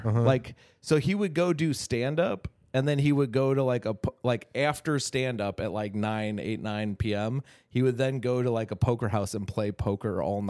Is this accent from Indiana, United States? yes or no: yes; near Hammond, Indiana, United States; I grew up like in by Hammond, where Horseshoe is. I grew up a town over from where Horseshoe is.